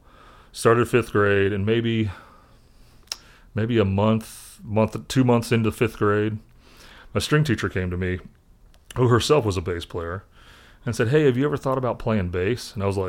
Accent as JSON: {"language": "English", "town": "Indianapolis", "region": "Indiana", "country": "United States", "tie": "born or raised there", "said": "The guy who was the choir director at the church I grew up in Indianapolis was a bass player."}